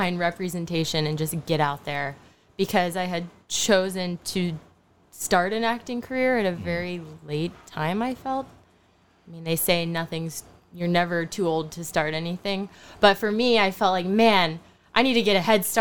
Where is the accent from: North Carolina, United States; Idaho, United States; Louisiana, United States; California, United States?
North Carolina, United States; Charlotte; moved away as an adult; also born or lived in Frankfurt, Germany / Philippines; now in New York, United States; We settled in Charlotte, North Carolina. So I grew up in this weird dynamic of having an American father, a Filipino mother, growing up in the South of the United States